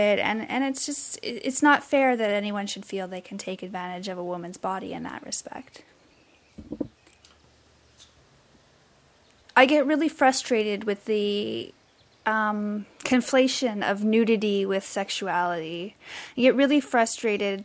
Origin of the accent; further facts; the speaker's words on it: British Columbia, Canada; moved away as an adult; also born or lived in Vancouver; now in Toronto, Canada; I'm from British Columbia. I most recently lived in Vancouver before moving out to Toronto